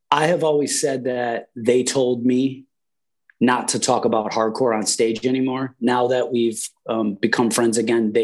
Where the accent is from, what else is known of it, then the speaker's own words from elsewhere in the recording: Buffalo, New York, United States; we're all from Buffalo.